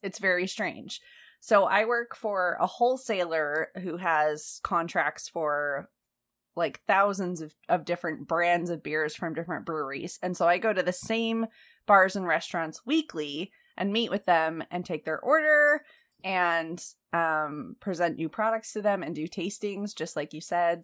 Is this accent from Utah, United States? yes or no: yes; Utah, United States; I grew up in Utah where most people are Mormon